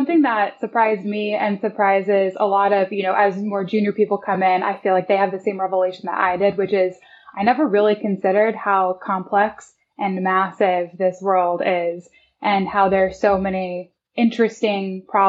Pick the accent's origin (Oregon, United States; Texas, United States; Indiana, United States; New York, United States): Indiana, United States; Evansville; Yes, I grew up, I moved around quite a bit when I was younger, but spent most of my childhood in southern Indiana, actually, a town called Evansville, Indiana.